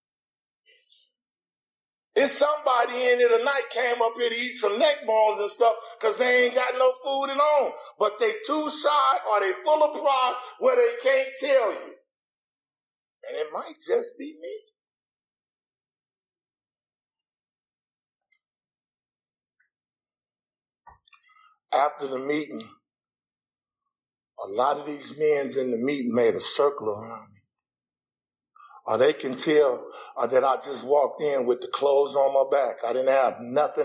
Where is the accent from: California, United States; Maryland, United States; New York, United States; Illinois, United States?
California, United States; Los Angeles; I'm a gangbanger from Los Angeles